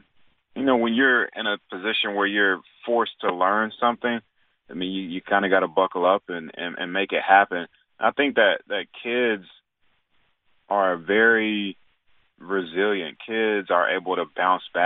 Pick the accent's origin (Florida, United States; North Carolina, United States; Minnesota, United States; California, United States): North Carolina, United States; Raleigh; I grew up in Raleigh, North Carolina